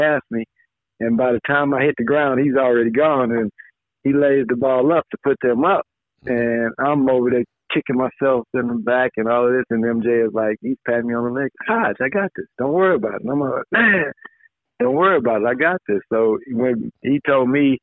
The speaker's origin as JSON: {"language": "English", "town": "Chicago Heights", "region": "Illinois", "country": "United States", "tie": "born or raised there", "said": "grew up in my hometown, Chicago Heights"}